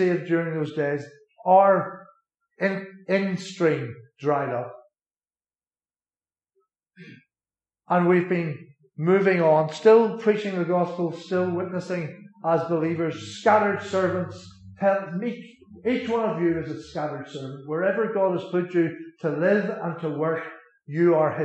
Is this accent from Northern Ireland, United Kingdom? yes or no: yes; Ulster, Northern Ireland, United Kingdom; moved away; as an Ulster man